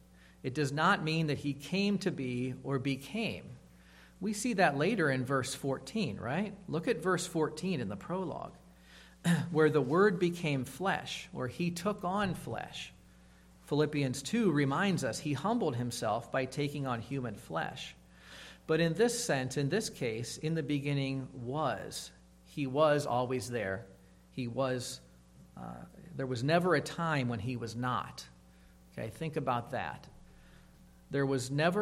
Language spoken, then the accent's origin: English; Massillon, Ohio, United States; I was blessed to attend a Christian elementary school when I grew up in Massillon, Ohio, Calvary Christian Academy.